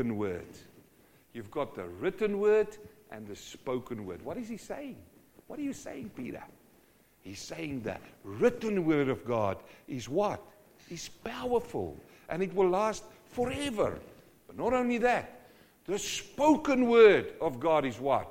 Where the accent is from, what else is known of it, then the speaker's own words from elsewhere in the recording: South Africa; I come from South Africa, and in winter the grass dies.